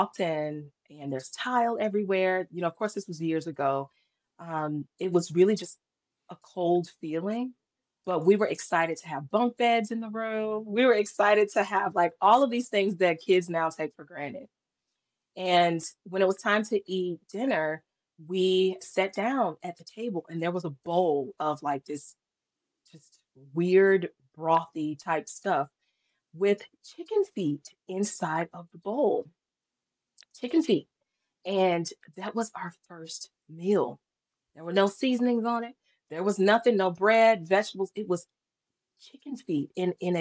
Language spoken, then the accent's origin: English; North Carolina, United States; also born or lived in Fayetteville, North Carolina; I am from North Carolina